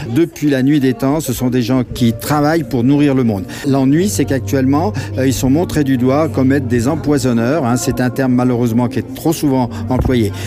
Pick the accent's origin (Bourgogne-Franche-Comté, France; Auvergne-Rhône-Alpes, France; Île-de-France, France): Auvergne-Rhône-Alpes, France; Villefranche-sur-Saône; moi je suis originaire de Villefranche-sur-Saône.